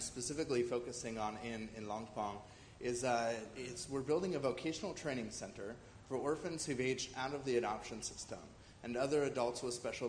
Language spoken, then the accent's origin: English; Bozeman, Montana, United States; moved away as an adult; now in China; I'm originally from the United States, specifically beautiful Bozeman, Montana.